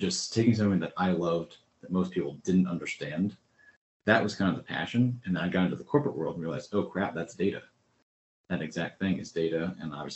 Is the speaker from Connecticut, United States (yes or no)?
yes; Connecticut, United States; moved away; I grew up in Connecticut, so I moved away from a lot of friends